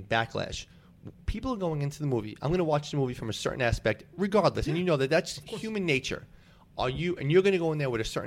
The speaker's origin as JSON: {"language": "English", "town": "New York City", "region": "New York", "country": "United States", "tie": "born or raised there", "said": "you and I grew up in Staten Island"}